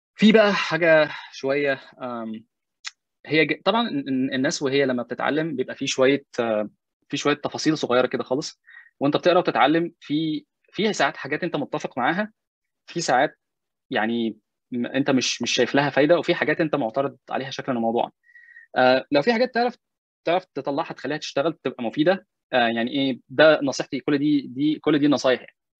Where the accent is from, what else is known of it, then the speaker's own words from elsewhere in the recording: Egypt; moved away; أنا مسلم مصري بتكلم عربي